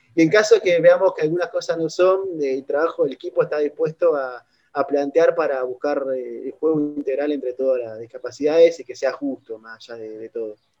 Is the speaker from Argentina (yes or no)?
yes; Argentina; siempre soy de Argentina